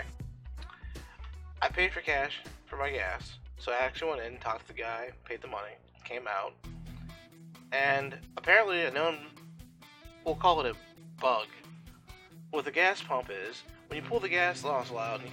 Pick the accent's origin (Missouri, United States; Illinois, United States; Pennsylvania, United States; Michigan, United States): Pennsylvania, United States; my home state where I've been born and bred for 40 years?